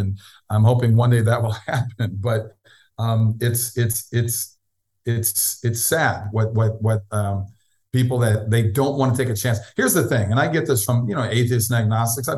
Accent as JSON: {"language": "English", "town": "Minneapolis", "region": "Minnesota", "country": "United States", "said": "Minneapolis, where I'm from"}